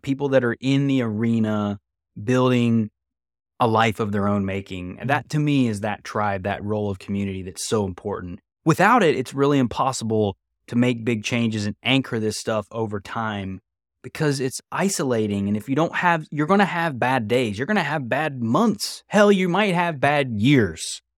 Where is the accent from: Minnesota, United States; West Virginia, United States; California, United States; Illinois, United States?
West Virginia, United States; where I'm from